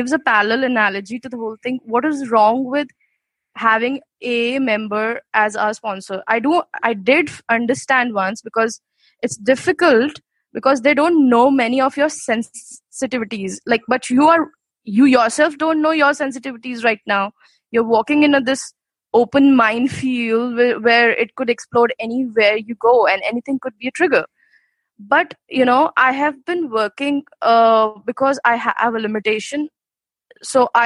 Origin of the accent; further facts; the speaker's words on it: India; from India